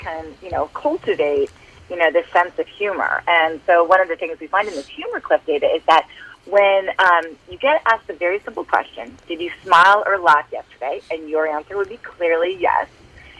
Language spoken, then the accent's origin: English; Minnesota, United States; I am from Minnesota